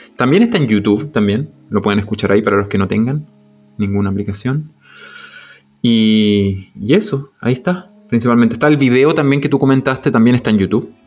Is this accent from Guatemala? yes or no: no; Viña del Mar, Valparaíso, Chile; moved away; de donde yo vengo, zona de Valparaíso, Viñalmar